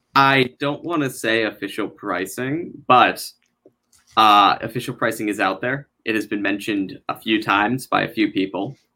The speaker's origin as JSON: {"language": "English", "region": "Connecticut", "country": "United States", "said": "I'm from Connecticut"}